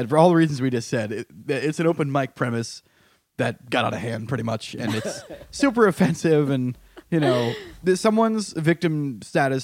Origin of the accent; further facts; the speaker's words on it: Connecticut, United States; moved away; my home state of Connecticut